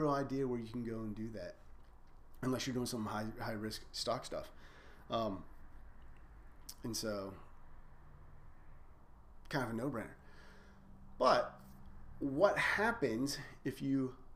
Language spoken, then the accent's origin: English; United States; We're scared as an American society of debt